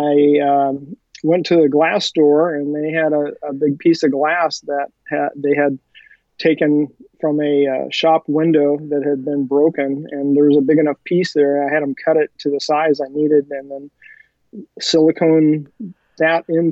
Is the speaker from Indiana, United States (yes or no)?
no; California, United States; I grew up here in California